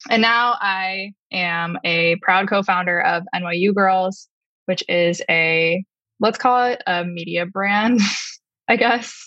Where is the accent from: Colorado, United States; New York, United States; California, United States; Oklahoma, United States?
New York, United States; Long Island; I grew up on Long Island.